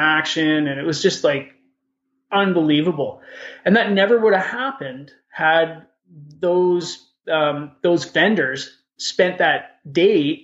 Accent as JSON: {"language": "English", "town": "Edmonton", "region": "Alberta", "country": "Canada", "tie": "born or raised there", "said": "I grew up in Edmonton. I know the city like the back of my hand"}